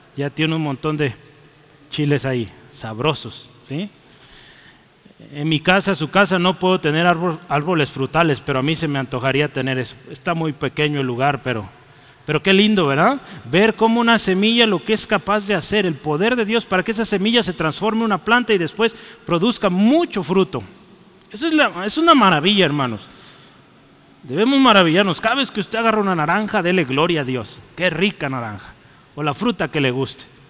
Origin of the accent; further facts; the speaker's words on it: Mexico; soy mexicano